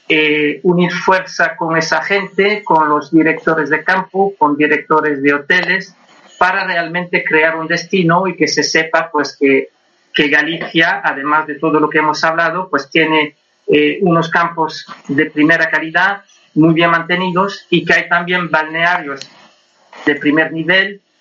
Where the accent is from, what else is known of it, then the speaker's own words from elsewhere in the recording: Switzerland; Gallego, gallego. Nacido y criado en Suiza, pero con mucho orgullo de La Coruña.